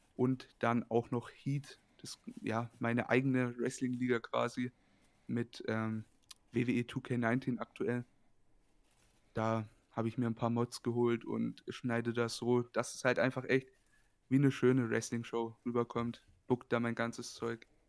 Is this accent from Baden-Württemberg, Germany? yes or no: no; Bayreuth, Bavaria, Germany; Ich komme aus dem wunderschönen Bayreuth. Das ist eine Stadt in Oberfranken, in Bayern.